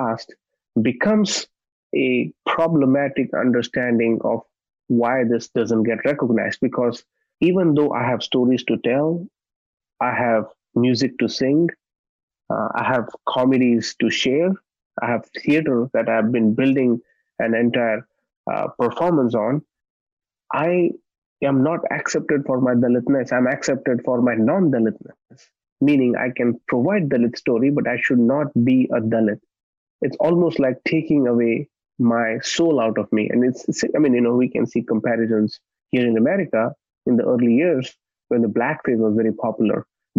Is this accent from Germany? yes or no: no; Nanded, Maharashtra, India; my hometown Nanded